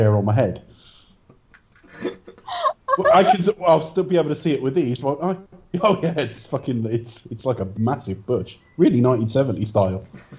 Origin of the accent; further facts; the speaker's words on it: United Kingdom; Well, I am British and it's very cold there.